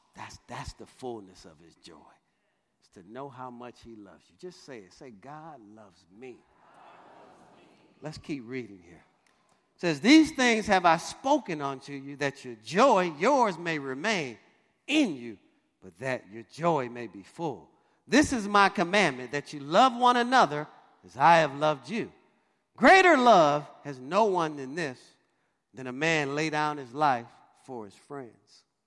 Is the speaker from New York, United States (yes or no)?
no; Detroit, Michigan, United States; If you know Detroit, Michigan, I grew up on Dexter and Davison